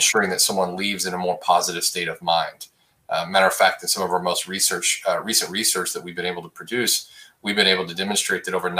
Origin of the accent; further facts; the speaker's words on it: Abilene, Texas, United States; now in Dallas, United States; I grew up in West Texas, just outside of a town called Abilene, Texas